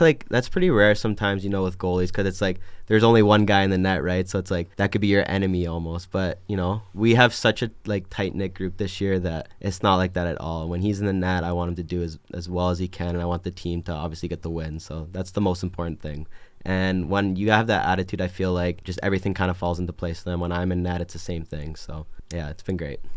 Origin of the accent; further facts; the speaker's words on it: Edmonton, Alberta, Canada; moved away as an adult; I'm from Edmonton, Alberta, Canada